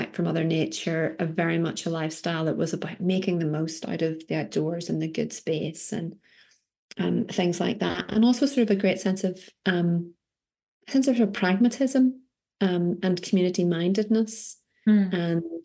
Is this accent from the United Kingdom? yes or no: yes; Belfast, Northern Ireland, United Kingdom; also born or lived in Norway / United States / England; now in Scotland, United Kingdom; I'm from Belfast, grew up in Northern Ireland